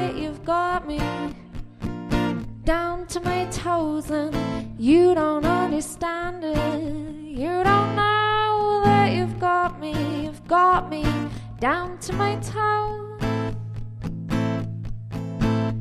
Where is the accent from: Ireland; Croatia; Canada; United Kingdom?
Ireland; Cork, Munster; I'm from Cork, singer-songwriter from Cork